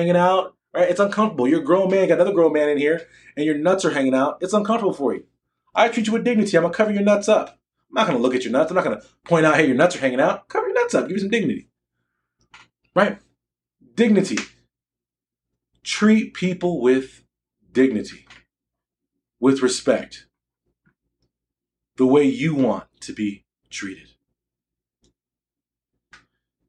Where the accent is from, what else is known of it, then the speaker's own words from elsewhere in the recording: United States; I'm black American. I'm not African American